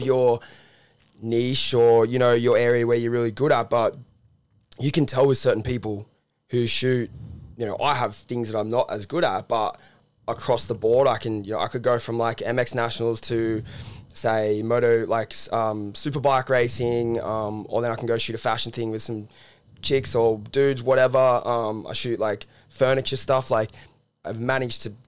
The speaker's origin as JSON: {"language": "English", "town": "Cronulla", "region": "New South Wales", "country": "Australia", "said": "I'm from the beaches, like I'm from Cronulla originally"}